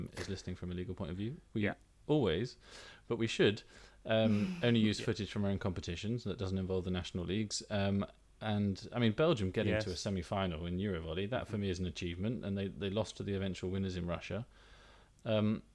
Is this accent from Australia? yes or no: no; England, United Kingdom; I'm from England